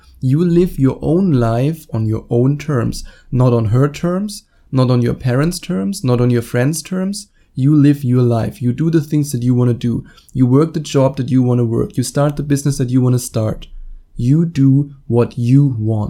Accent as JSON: {"language": "English", "country": "Germany", "tie": "born or raised there", "accent": "German", "second_language": "English", "said": "I was born and raised in Germany"}